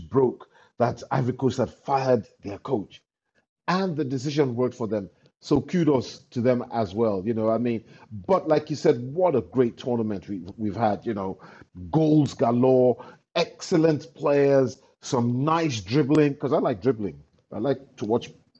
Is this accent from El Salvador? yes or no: no; Nigeria